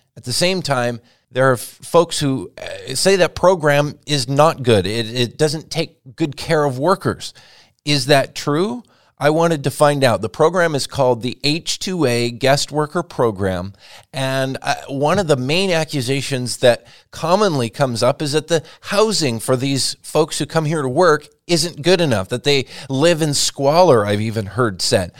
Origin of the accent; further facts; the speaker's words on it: Lynden, Washington, United States; based here in the town where I grew up in Linden, Washington